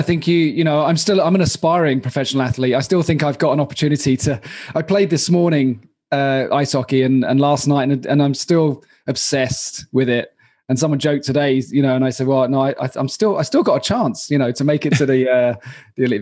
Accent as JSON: {"language": "English", "town": "Royal Tunbridge Wells", "region": "South East England", "country": "United Kingdom", "also_born_or_lived": "London", "moved": "as an adult", "lives_now": "Prague, Czech Republic", "said": "I'm from Royal Tunbridge Wells"}